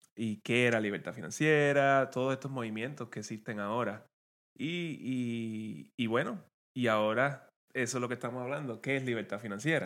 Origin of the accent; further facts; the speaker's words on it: Guayanilla, Puerto Rico; moved away as an adult; now in Maryland, United States; venimos del mismo pueblo, venimos de Guayanilla y de, Puerto Rico